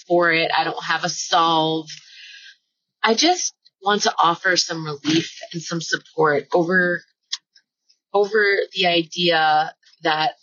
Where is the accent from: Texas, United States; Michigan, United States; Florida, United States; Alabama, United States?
Florida, United States; I grew up in Florida. It's flat.